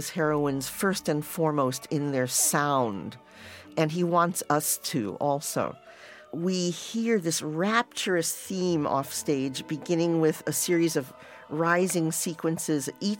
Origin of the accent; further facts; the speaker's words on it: United States; As an American